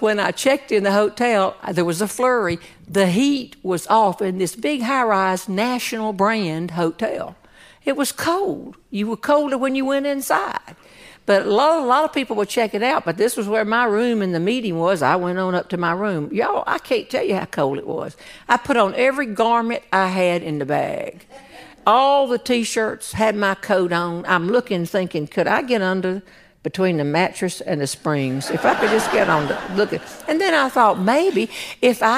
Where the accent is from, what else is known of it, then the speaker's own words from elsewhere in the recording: North Carolina, United States; I'm from North Carolina